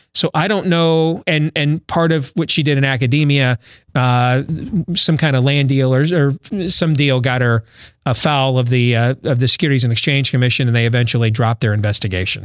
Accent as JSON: {"language": "English", "region": "Iowa", "country": "United States", "tie": "born or raised there", "said": "my home state"}